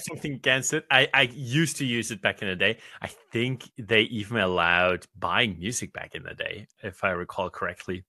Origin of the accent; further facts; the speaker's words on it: Australia; for me as an Australian